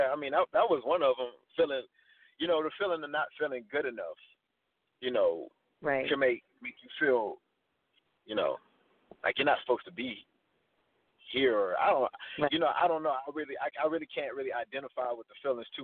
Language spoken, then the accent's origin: English; Missouri City, Texas, United States; I grew up in Mo City.